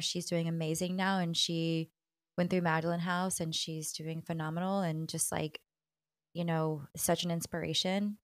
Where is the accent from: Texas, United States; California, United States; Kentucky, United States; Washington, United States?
Texas, United States; especially as a Texan